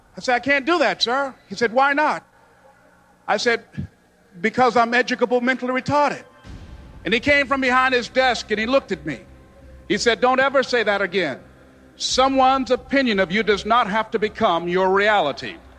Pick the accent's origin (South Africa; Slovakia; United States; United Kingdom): United States; Miami, Florida; I was born in Miami, Florida, in an area called Liberty City